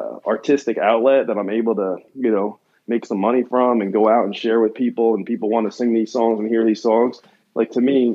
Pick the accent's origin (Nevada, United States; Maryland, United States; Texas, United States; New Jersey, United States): New Jersey, United States; now in California, United States; I grew up in New Jersey